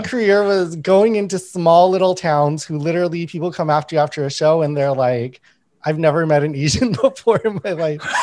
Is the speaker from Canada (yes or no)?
yes; Winnipeg, Manitoba, Canada; I grew up in Winnipeg